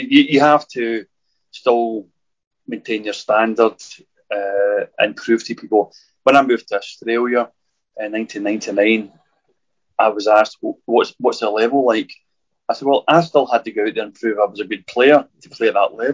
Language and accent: English; Glasgow, Scotland, United Kingdom; I was born in Brockman Pollock, which is not far from Ibrox